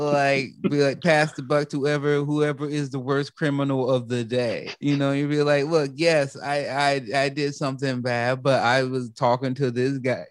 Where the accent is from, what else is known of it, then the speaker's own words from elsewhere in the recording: United States; I'm American